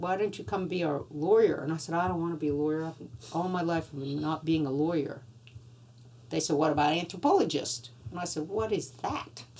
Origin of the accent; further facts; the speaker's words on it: Louisiana, United States; now in Australia; I grew up in Louisiana, you know, outdoors